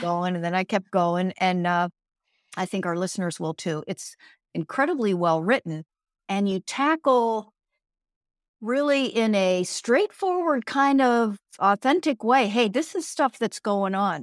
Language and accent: English; Pennsylvania, United States; where I grew up in Pennsylvania